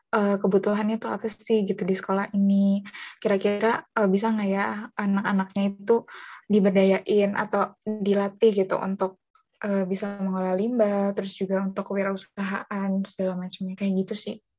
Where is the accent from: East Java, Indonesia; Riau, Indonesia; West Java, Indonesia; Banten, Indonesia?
West Java, Indonesia; Bogor; Aku uh, lahir di Bogor, pastinya lahir di Bogor uh, 12 Agustus 2001. Jadi uh, orang pribumi ya, orang Bogor asli